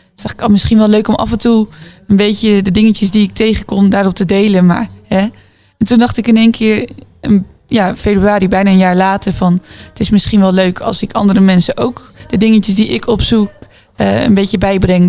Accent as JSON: {"language": "Dutch", "town": "Zwolle", "region": "Overijssel", "country": "Netherlands", "said": "ik kom dus uit Zwolle"}